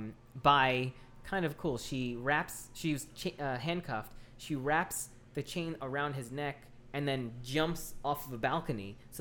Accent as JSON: {"language": "English", "region": "Oklahoma", "country": "United States", "tie": "born or raised there", "said": "I am from the Midwest. I've been born and raised in Oklahoma."}